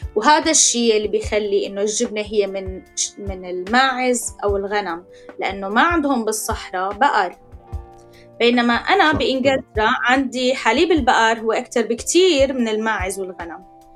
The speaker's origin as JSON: {"language": "Arabic", "country": "Syria", "moved": "as an adult", "said": "نحن طلعنا من سوريا"}